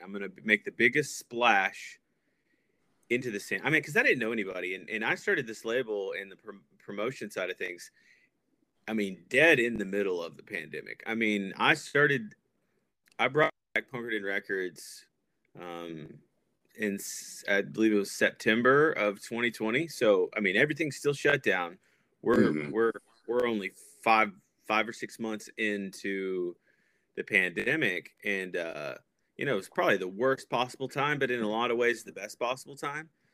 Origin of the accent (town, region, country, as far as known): Paris, Texas, United States; born or raised there; moved away as an adult; also born or lived in North Carolina / Tennessee; now in Columbus, United States